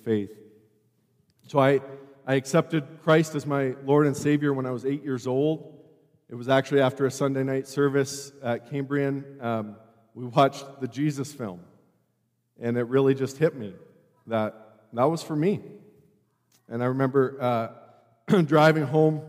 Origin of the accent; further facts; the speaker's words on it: Calgary, Alberta, Canada; moved away as an adult; I grew up here in Calgary at a very healthy church in the Northwest